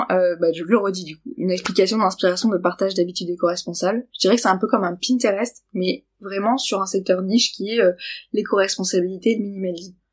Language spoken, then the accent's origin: French; Nice, Provence-Alpes-Côte d'Azur, France; accent: Niçois; Euh, ah, je vois, j'ai l'accent niçois, pardon.